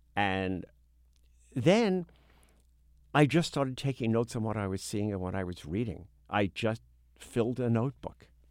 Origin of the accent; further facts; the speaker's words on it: New York City, New York, United States; we grew up in Midwood, a section of Brooklyn